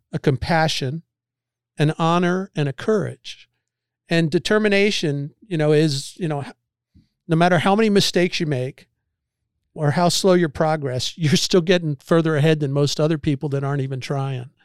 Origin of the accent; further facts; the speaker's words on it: Annapolis, Maryland, United States; moved away; I grew up on the Severn River outside of Annapolis